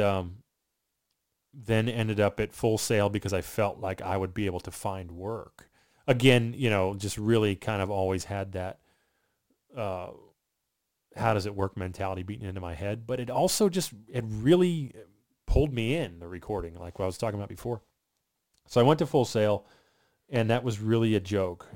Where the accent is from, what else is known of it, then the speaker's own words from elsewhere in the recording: Southern Maryland, United States; now in Florida, United States; I grew up in Southern Maryland, right outside